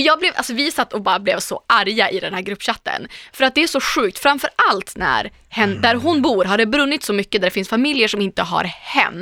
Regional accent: Umeå, Västerbotten County, Sweden; now in Stockholm, Sweden; Jag är också från Norrland

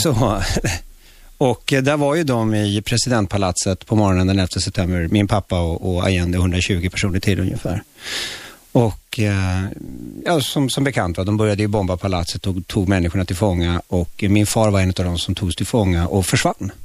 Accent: Stockholm, Stockholm County, Sweden; born or raised there; Swedish is a second language; also born or lived in Chile

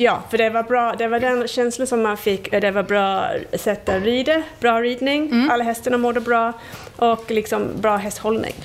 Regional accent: England, United Kingdom; Swedish is a second language; moved away as an adult; now in Sweden; Jag kommer från England.

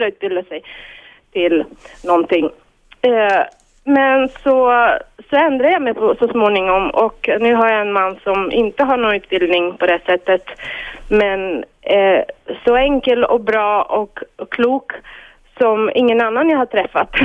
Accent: Bulgaria; Swedish is a second language; moved away as an adult; now in Sweden; jag själv kommer från ett eh, öststatiskt land, Bulgarien

